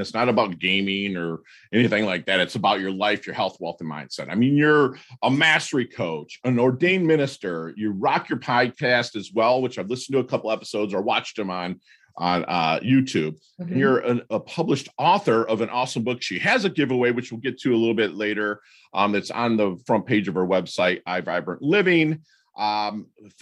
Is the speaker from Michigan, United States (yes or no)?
yes; Michigan, United States; I'm from Michigan